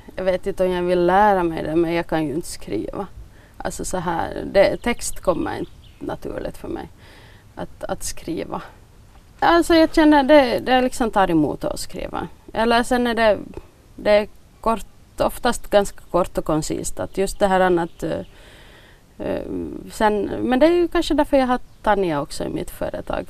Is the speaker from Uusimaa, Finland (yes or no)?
yes; Bromarv, Uusimaa, Finland; also born or lived in Överby / Ostrobothnia; jag är, jag är född i eh, Överby egentligen, där mamma och pappa var sån lärare. Och så flyttade de till Bromarv när jag var halvt år gammal. Så jag har nog nästan bott här hela, hela livet.